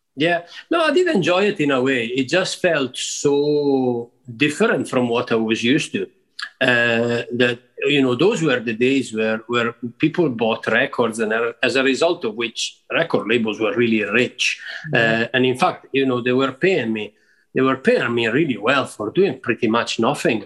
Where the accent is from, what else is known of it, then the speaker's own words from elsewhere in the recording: Rivolta d'Adda, Lombardy, Italy; moved away as an adult; also born or lived in Milan; so I was born and brought up there outside Milan at a place called Rivolta d'Adda, uh, which is a small town.